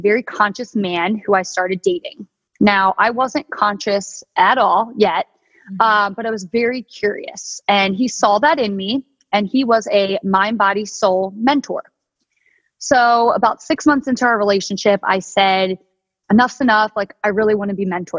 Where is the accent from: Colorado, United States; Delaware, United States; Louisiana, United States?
Delaware, United States; moved away as an adult; now in San Diego, United States; I'm originally from Delaware